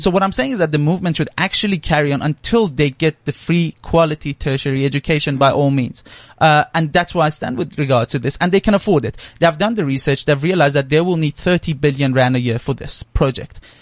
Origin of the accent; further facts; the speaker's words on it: Iran; now in South Africa; I'm actually originally from Iran